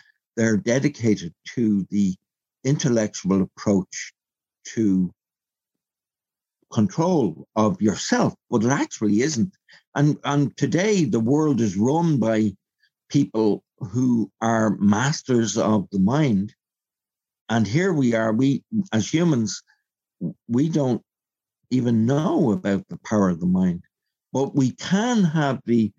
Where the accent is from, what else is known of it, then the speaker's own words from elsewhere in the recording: Belfast, Northern Ireland, United Kingdom; born there; even though I was born on the Falls Road.